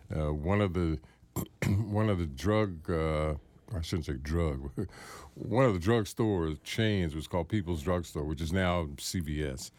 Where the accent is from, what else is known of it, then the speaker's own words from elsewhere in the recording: Washington, District of Columbia, United States; I was born here